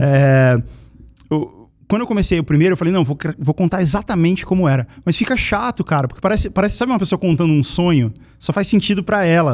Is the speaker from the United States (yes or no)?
no; Brasília, Federal District, Brazil; eu nasci em Brasília, né? Eu morava lá